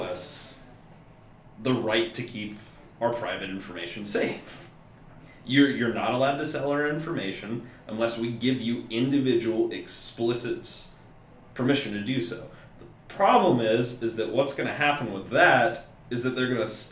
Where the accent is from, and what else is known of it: United States